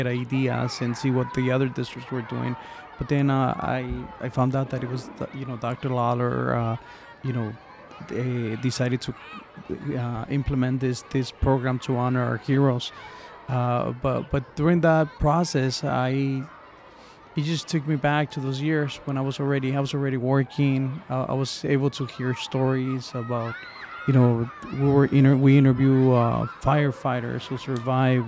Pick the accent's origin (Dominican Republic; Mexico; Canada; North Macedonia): Mexico; now in United States; I'm from Mexico, migrated to the United States